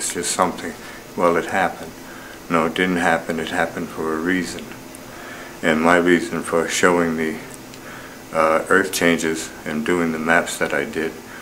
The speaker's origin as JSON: {"language": "English", "town": "Southampton", "region": "New York", "country": "United States", "tie": "born or raised there", "said": "I grew up on Shinnecock Indian Reservation in Long Island, New York."}